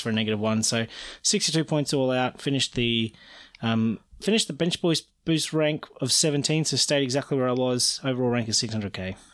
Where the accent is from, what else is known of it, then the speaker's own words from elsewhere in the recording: Australia; I'm Australian